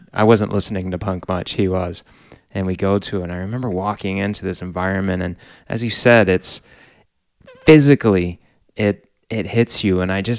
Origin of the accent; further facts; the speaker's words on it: East Coast, United States; We grew up on the East Coast.